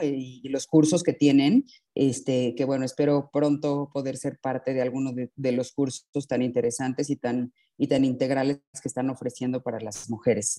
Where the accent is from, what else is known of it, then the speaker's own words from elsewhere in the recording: Mexico; soy mexicana y este, tengo 52 años.